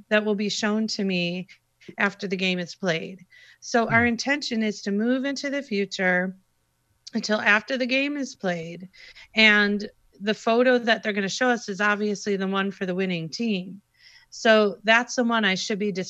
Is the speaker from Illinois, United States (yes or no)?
yes; Chicago, Illinois, United States; I'm from Chicago